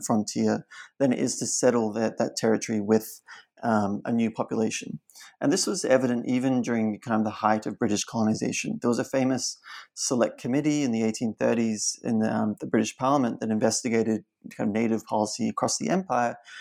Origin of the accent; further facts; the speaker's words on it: Australia; also born or lived in China; growing up in Australia